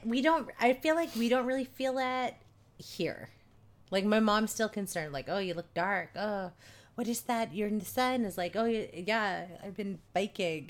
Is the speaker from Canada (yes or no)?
yes; Surrey, British Columbia, Canada; I grew up in Surrey